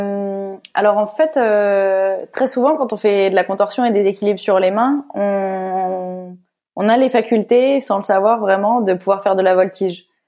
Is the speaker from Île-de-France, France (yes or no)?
no; Lille, Hauts-de-France, France; je viens de Lille